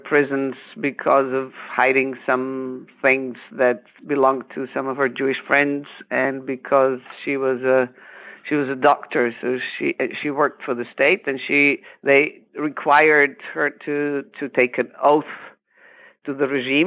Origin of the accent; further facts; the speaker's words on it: Zagreb, City of Zagreb, Croatia; I grew up in Zagreb, which is the capital of Croatia. I was born there.